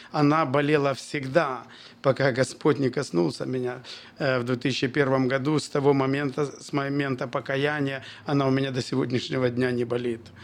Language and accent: Russian; Bobruisk, Mogilev Region, Belarus; also born or lived in Kazakhstan / Kyrgyzstan; с четвёртого по десятый класс я учился в Бобруйске и, в принципе, там закончил школу